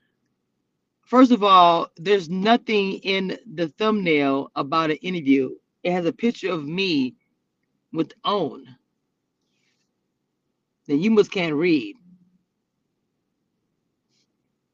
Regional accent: Dallas, Texas, United States; we're both from Oak Cliff. So, I mean, we're in Dallas

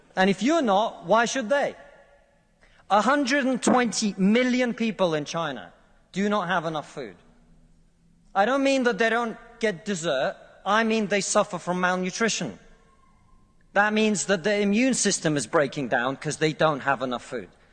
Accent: Russia; now in United Kingdom

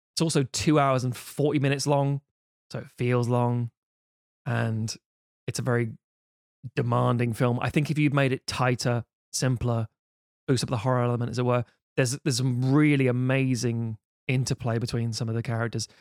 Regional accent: United Kingdom; being British.

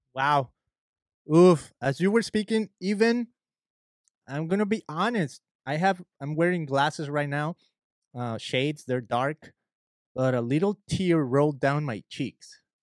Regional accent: Mexico; moved away; I'm an immigrant. I'm from Mexico.

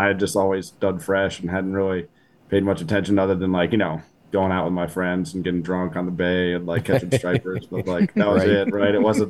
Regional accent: Arlington, Virginia, United States; also born or lived in Vienna, Virginia; I'm from Arlington, Virginia. I live out in Vienna now

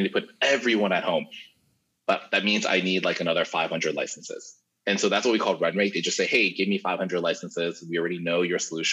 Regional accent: Florida, United States; moved away as an adult; also born or lived in New York City, United States; now in Singapore; I was born, I was raised up in Florida

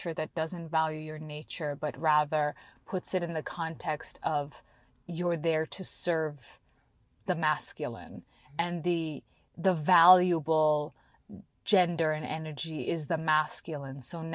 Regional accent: Canada; now in United States; I grew up in Canada

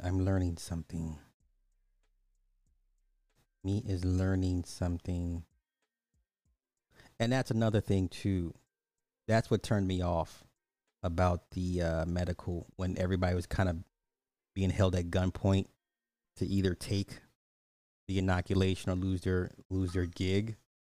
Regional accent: Alabama, United States; Growing up in Alabama and all my life, I've always had black doctors.

